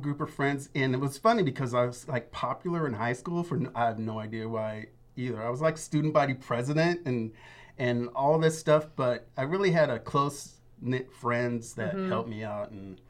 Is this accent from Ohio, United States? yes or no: no; Beaverton, Oregon, United States; also born or lived in Seattle, Washington; Raised in Beaverton, Oregon.